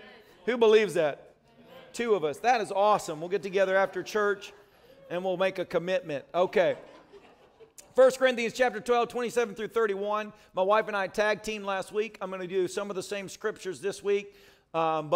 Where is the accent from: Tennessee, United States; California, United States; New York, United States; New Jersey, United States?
Tennessee, United States; Nashville; moved away; also born or lived in Manchester, Tennessee; I'm from Manchester and Nashville